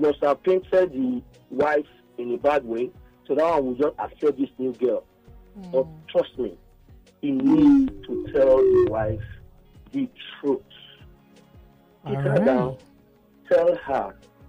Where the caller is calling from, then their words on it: Egypt; I'm calling from Egypt.